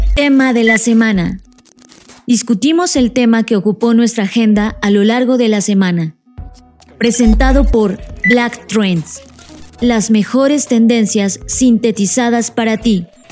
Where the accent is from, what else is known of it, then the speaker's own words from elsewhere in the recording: Mexico; nosotros como mexicanos